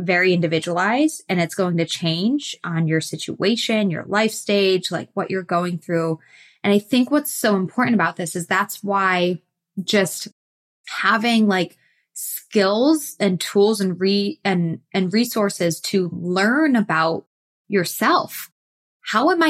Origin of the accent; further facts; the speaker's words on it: Massachusetts, United States; moved away as an adult; now in Texas, United States; I grew up in Massachusetts, but the last decade or so I've been in southern, more warmer weather clients